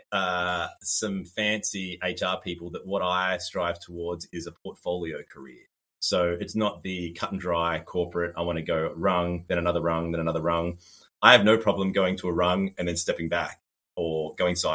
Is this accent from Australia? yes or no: yes; Sydney, New South Wales, Australia; also born or lived in Burleigh Heads, Queensland; now in Gold Coast hinterland, Australia; where I'm from, I'm from Australia, um, and uh, I was raised in Sydney and now I live in uh, the hinterland in the Gold Coast, uh, but spent a, a, good chunk of time in Burleigh Heads, which is right on the beach.